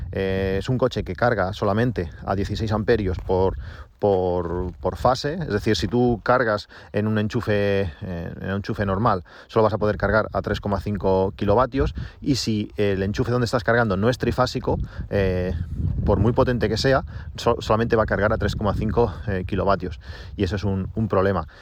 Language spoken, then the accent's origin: Spanish; Reus, Catalonia, Spain; yo soy de Reus